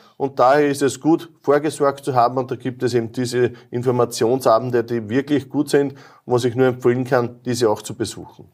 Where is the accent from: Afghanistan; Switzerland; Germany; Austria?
Austria; Lower Austria; bei uns in Niederösterreich, in der Karl-Landsteiner-Universität